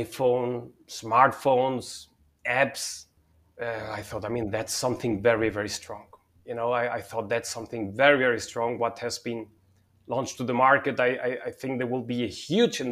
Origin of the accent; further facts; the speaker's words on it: Germany; also born or lived in Spain / Madrid, Spain / Munich, Germany; I was born and partly raised in Spain. And I grew up in Germany.